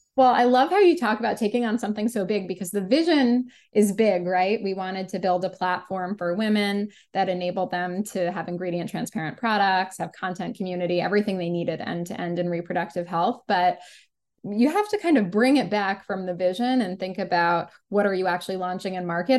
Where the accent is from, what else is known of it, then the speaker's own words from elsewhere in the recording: New York City, New York, United States; I grew up in New York City and specifically on the Upper West Side of Manhattan with my parents and my younger sister